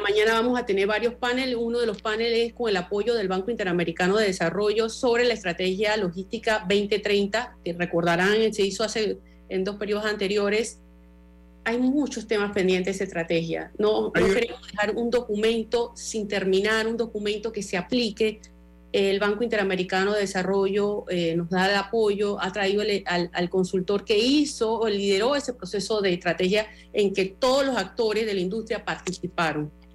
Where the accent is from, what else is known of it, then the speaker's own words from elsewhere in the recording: Panama; como panameños